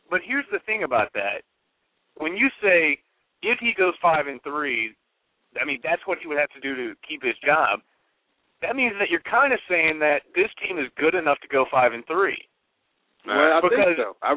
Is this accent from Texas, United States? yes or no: yes; Dallas, Texas, United States; I was born and raised right here in Dallas.